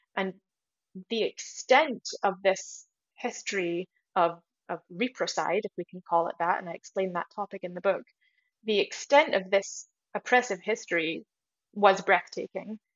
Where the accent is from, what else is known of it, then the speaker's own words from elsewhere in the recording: United States; moved away; I grew up in America